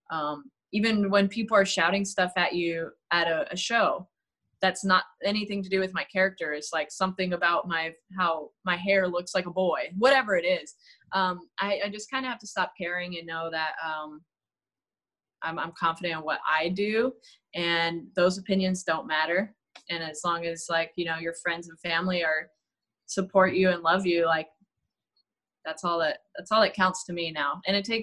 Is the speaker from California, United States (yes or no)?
yes; California, United States; B A Y because I'm from the Bay Area.